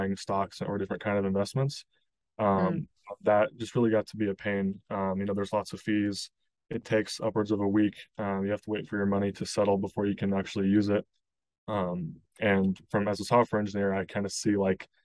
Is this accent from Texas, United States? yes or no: no; Kansas City, Missouri, United States; moved away as an adult; now in Chicago, United States; I grew up in Kansas City, in Missouri, kind of a Midwest kid.